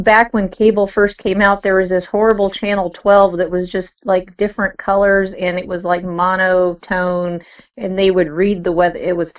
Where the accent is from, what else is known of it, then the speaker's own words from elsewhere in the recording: Kansas, United States; Well, I grew up in, was born and raised in Northwest Kansas, so I was out there among the cow pastures and wheat fields and corn, so it was a town of about 2,000 people.